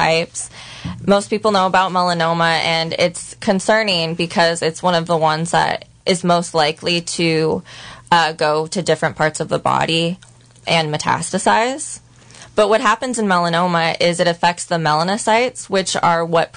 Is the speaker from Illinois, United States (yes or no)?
no; Santa Rosa, California, United States; now in Ukiah, United States; I grew up in Santa Rosa